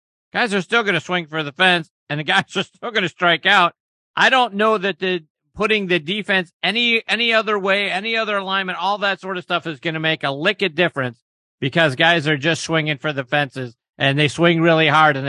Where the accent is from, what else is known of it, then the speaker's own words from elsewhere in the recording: Pittsburgh, Pennsylvania, United States; you know, I'm from Pittsburgh. I grew up a huge Pirates fan.